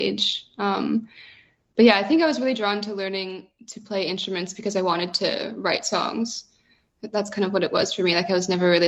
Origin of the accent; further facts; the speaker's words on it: Winnipeg, Manitoba, Canada; moved away as an adult; also born or lived in Barrie, Ontario; now in Melbourne, Australia; spent most of my life in Winnipeg, grew up there, so I am a Winnipegger, but now I live in Australia